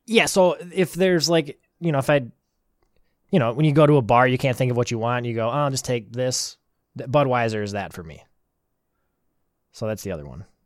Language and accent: English; Wisconsin, United States; I'm from Wisconsin